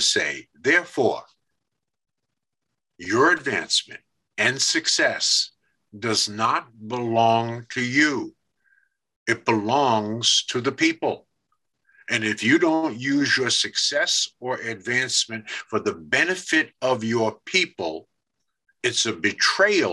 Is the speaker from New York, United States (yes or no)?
yes; New York City, New York, United States; I grew up in Brooklyn, New York, in Bed-Stuy